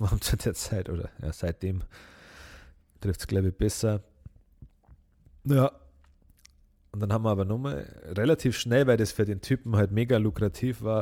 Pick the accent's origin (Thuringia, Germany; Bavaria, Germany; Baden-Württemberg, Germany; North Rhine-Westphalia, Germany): Bavaria, Germany; das war so eine Party in, in Schaftlach, das ist auch das Nachbardorf, wo ich herkomme.